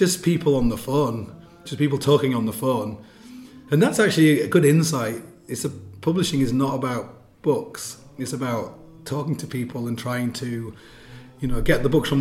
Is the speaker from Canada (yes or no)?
no; England, United Kingdom; I'm from England.